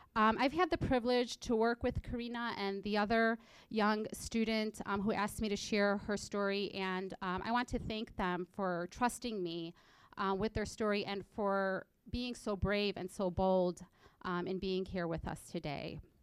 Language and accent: English; Illinois, United States; first language English; also born or lived in Egypt; In April of 2004, my family came to the United States, and I call Illinois home. After all, I did come here when I was just four years old